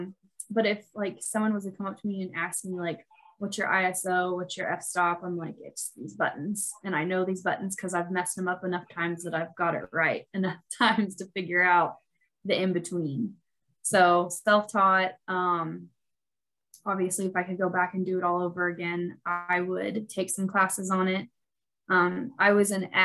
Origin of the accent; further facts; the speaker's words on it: Central Missouri, United States; moved away as an adult; now in Mount Vernon, United States; I live in Mount Vernon, Missouri now, which is in Southwest Missouri. I'm originally from Central Missouri, from a very, very small town